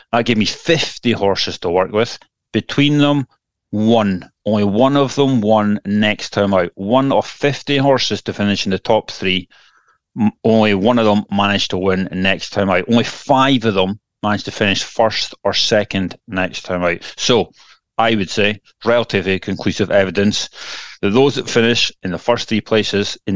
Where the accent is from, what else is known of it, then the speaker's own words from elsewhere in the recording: Elgin, Scotland, United Kingdom; my hometown, Elgin City